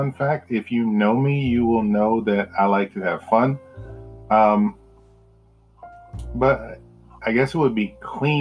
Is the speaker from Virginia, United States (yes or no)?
yes; Roanoke, Virginia, United States; now in Richmond, United States; I am from Roanoke, Virginia originally, been in Richmond for a little while